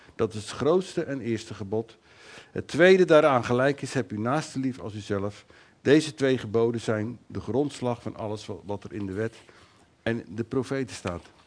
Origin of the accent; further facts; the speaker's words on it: Netherlands; wij als Nederlanders